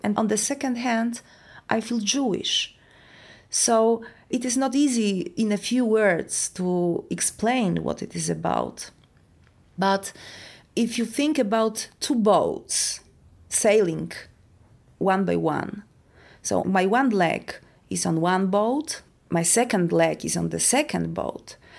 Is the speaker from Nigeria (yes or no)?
no; Poland; I live in Warsaw, in Poland. I was born in Poland